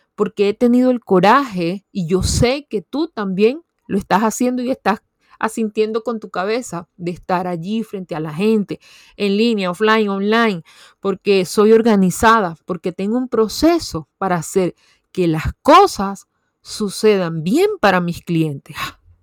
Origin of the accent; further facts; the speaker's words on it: Venezuela; una universidad muy prestigiosa en mi país, Venezuela